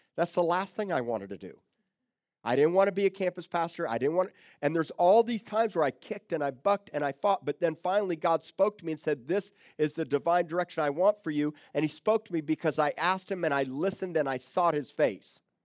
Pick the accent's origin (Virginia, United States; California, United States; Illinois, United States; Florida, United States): Florida, United States; Miami; moved away as an adult; also born or lived in Tulsa, Oklahoma; now in Corpus Christi, United States; I grew up in South Miami